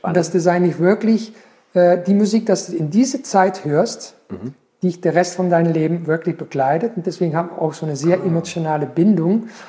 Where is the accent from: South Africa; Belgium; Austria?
Belgium; Belgian coast, Flanders; now in Pforzheim, Germany; ich bin am, in Belgien am Meer aufgewachsen